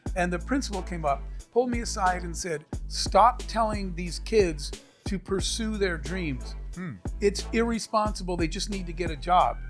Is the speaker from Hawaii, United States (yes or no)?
no; Arizona, United States; I grew up in the Arizona desert